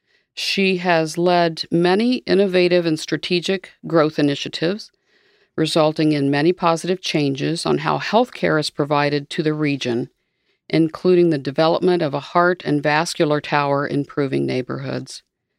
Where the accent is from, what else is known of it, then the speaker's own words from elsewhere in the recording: Dayton, Ohio, United States; I am from the Dayton area, grew up near Dayton. My husband and I lived in South Dayton for years, Washington Township. I was born at Miami Valley Hospital in 1958